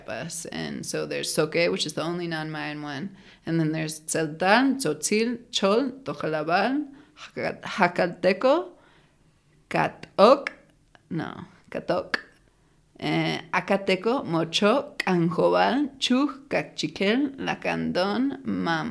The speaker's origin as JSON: {"language": "English", "town": "Portland", "region": "Oregon", "country": "United States", "moved": "as an adult", "lives_now": "San Cristóbal de las Casas, Mexico", "said": "I'm from Portland, Oregon, so from a relatively monolingual white place"}